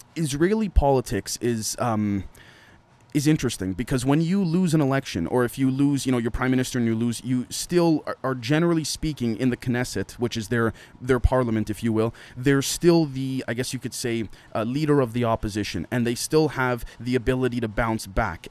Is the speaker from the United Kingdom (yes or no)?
no; Canada; as a Canadian